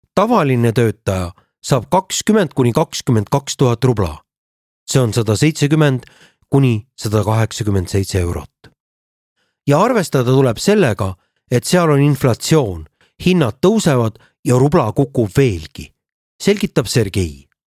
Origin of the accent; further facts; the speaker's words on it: Narva-Jõesuu, Ida-Viru County, Estonia; now in Tallinn, Estonia; olen siitkandist pärit